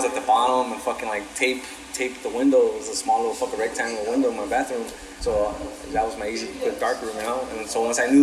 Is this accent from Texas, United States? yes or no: no; Los Angeles, California, United States; I'm from Watts